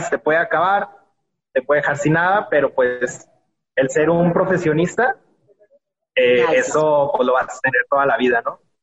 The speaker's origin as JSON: {"language": "Spanish", "country": "Mexico", "said": "en, nuestra casa, de hecho fue en la Ciudad de México"}